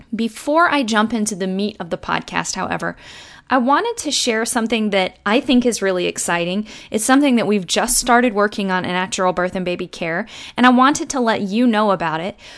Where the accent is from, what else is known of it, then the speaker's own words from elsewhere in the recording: United States; I'm an American